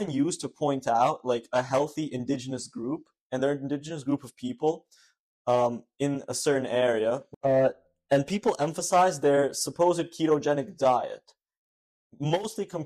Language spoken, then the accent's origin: English; New York City, New York, United States; in Staten Island, where we're from